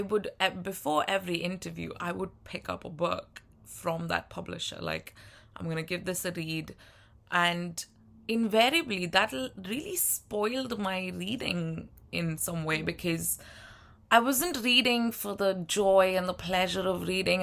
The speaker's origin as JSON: {"language": "English", "country": "India", "moved": "as an adult", "lives_now": "United Kingdom", "said": "I'm from India"}